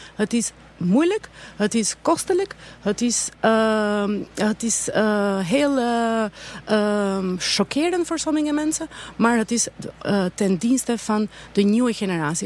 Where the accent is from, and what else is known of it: Albania; now in Netherlands